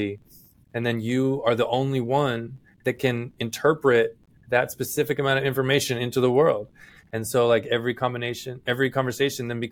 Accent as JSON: {"language": "English", "area": "Gulf area", "region": "South Texas", "country": "United States", "tie": "born or raised there", "said": "I grew up in South Texas on the Gulf area"}